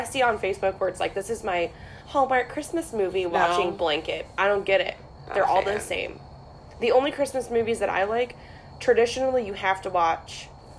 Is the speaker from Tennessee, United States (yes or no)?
no; Northern Ohio, United States; accent: Northwest; I grew up in Northern Ohio, but we celebrated Thanksgiving with my dad's family in Michigan, right outside of Detroit